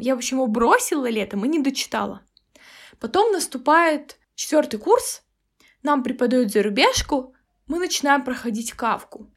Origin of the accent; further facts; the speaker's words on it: Kazakhstan; я из Казахстана